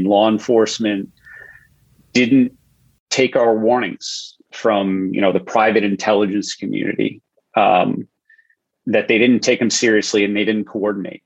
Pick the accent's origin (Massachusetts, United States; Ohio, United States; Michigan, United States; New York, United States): New York, United States; Long Island; I was 16 on September 11th, living in Long Island, close enough to see the smoke from my hometown to the towers